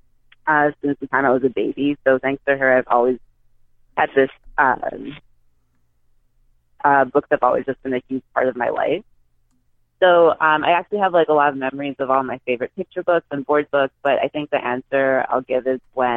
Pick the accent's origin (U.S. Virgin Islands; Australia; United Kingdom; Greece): U.S. Virgin Islands; I'm from St. Thomas, so there was no Barnes and Noble, no Borders, no bookstores like